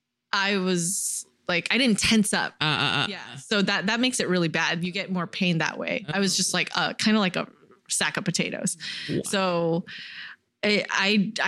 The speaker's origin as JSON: {"language": "English", "town": "San Jose", "region": "California", "country": "United States", "tie": "born or raised there", "also_born_or_lived": "New York", "said": "the San Jose Museum of Art, so my hometown contemporary art museum"}